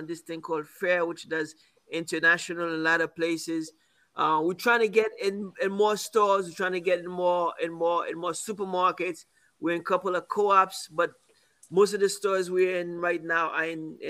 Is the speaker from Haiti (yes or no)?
yes; Haiti; now in Brooklyn, United States; I grew up here. I grew up in Haiti.